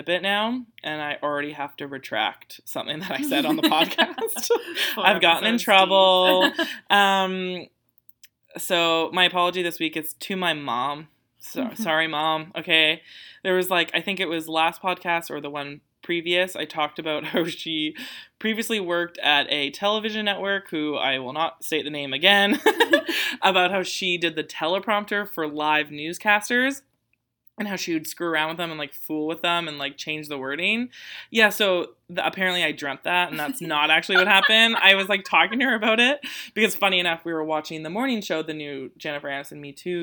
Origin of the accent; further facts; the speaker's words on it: Canada; It's really annoying being Canadian.